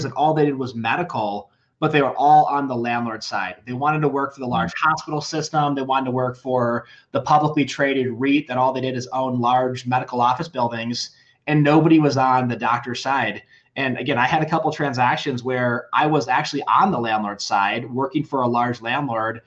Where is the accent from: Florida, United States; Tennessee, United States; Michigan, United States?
Michigan, United States; Charlevoix; moved away as an adult; also born or lived in Denver, Colorado; now in Castle Rock, United States; I grew up in northern Michigan, little resort town called Charlevoix.